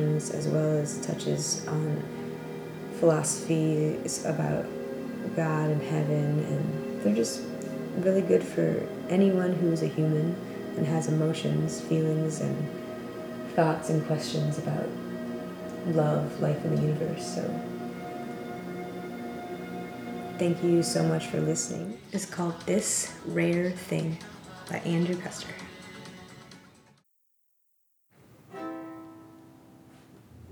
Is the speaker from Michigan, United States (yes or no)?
yes; Ann Arbor, Michigan, United States; He lives in Ann Arbor, Michigan, which is my hometown